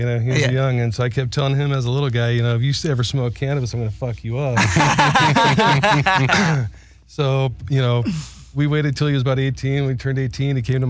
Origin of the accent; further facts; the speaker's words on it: Huntington Beach, California, United States; I grew up in Orange County, Huntington Beach.